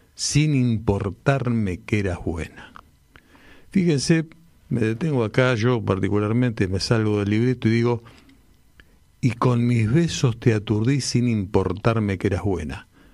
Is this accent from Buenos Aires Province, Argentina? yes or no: yes; Longchamps, Buenos Aires Province, Argentina; yo vivía en mi adolescencia en Longchamps, cuando hice la escuela secundaria